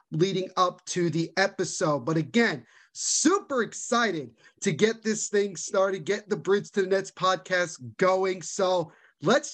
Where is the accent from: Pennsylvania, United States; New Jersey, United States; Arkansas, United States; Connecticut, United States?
New Jersey, United States; born and raised in New Jersey, still live here to this day.